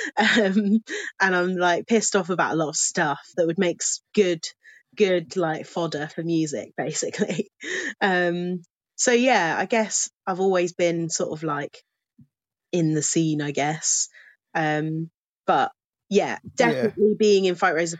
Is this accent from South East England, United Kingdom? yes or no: yes; Milton Keynes, South East England, United Kingdom; moved away as an adult; also born or lived in Cheltenham; I grew up in Milton Keynes